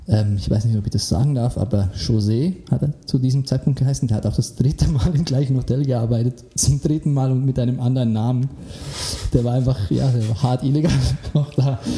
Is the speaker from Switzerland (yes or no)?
yes; Switzerland; Weil jetzt als Schweizer habe ich noch nie das Bedürfnis gehabt nach Rügen